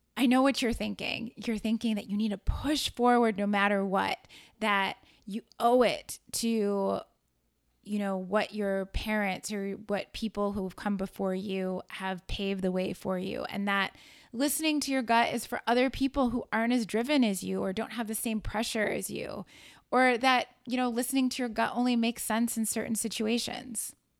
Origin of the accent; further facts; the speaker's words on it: Chicago, Illinois, United States; moved away as an adult; also born or lived in New York City; I moved back to my hometown of Chicago